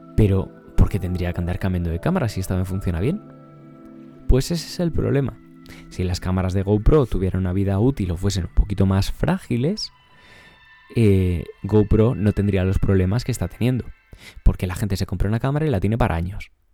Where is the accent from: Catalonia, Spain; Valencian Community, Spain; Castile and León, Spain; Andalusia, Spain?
Castile and León, Spain; Ávila; Yo soy de Ávila.